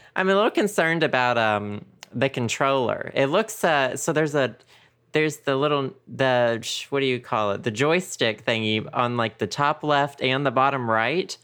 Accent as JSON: {"language": "English", "region": "the South", "country": "United States", "tie": "born or raised there", "also_born_or_lived": "San Francisco / Seattle", "moved": "yes", "said": "we grew up in the South."}